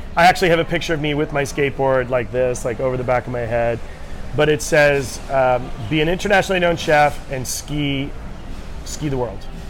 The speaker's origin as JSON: {"language": "English", "region": "Rhode Island", "country": "United States", "tie": "born or raised there", "moved": "yes", "said": "I grew up in New England, uh, Rhode Island to be specific"}